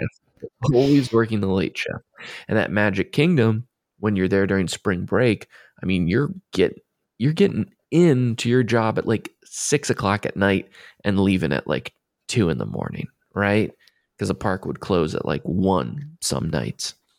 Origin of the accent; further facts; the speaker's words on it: Maryland, United States; I'm from Maryland